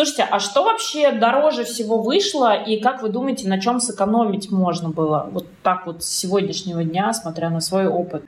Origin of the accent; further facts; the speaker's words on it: Nizhny Novgorod, Nizhny Novgorod Oblast, Russia; Я сама из Нижнего Новгорода